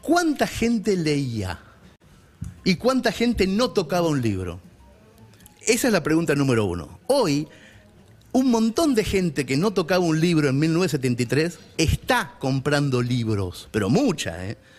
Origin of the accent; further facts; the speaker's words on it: Argentina; Nosotros somos argentinos